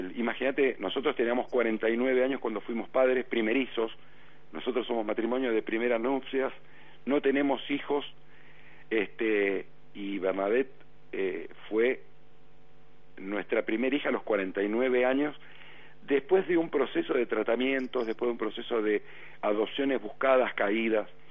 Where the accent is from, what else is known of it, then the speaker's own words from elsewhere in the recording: Argentina; soy argentino